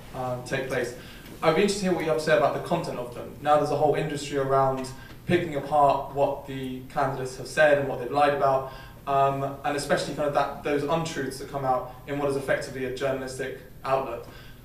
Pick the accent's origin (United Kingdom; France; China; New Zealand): United Kingdom; moved away; I'm a British journalist and a master's student at the Middle Eastern Center here at Harvard.